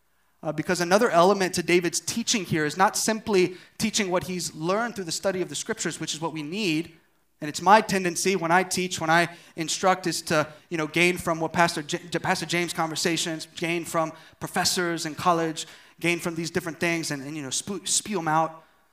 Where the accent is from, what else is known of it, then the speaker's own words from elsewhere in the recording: Uijeongbu, Gyeonggi Province, South Korea; I'm from Wijangbu, whoop whoop.